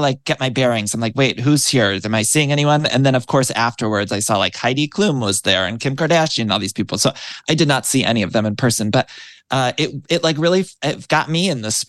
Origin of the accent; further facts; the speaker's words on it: Midwest, United States; growing up in the Midwest